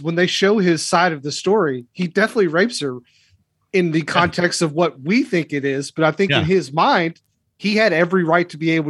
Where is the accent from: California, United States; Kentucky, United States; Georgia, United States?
Kentucky, United States; I'm from Kentucky.